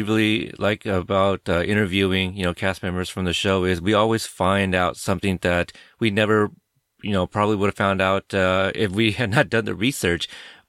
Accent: Oregon, United States; I'm from Oregon.

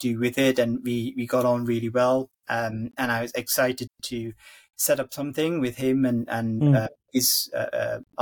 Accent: Sri Lanka; moved away; I grew up in Sri Lanka and had sort of family. I still have family back there.

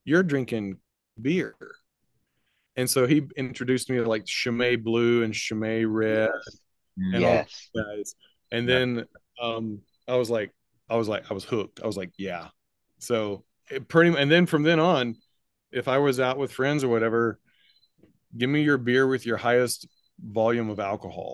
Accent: Mississippi, United States; I grew up in the South, grew up in Mississippi.

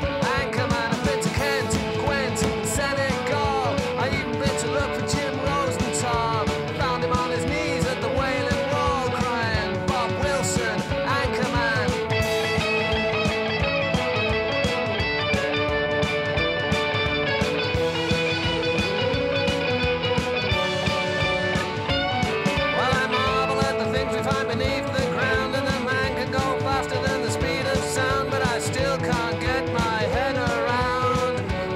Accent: London, United Kingdom; I'm West London

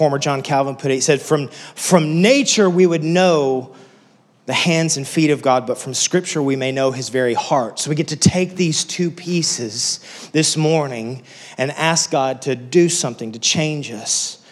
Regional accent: West Texas, United States; moved away as an adult; I grew up in West Texas, so there's not much there

